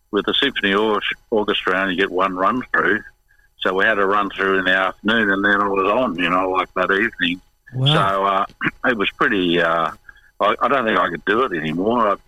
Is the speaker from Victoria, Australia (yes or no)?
yes; Victoria, Australia; because I knew Melbourne because we came from Victoria originally.